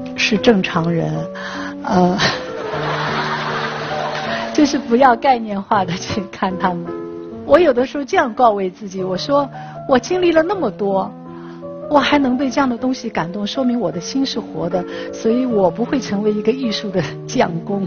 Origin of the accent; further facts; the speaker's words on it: Shanghai, China; 我是上海人